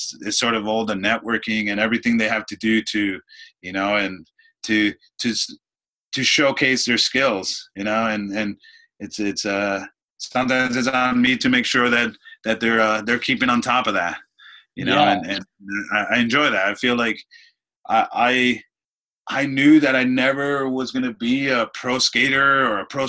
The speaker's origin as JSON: {"language": "English", "town": "Clifton", "region": "New Jersey", "country": "United States", "tie": "born or raised there", "also_born_or_lived": "Dominican Republic", "moved": "yes", "said": "I grew up in Clifton, New Jersey"}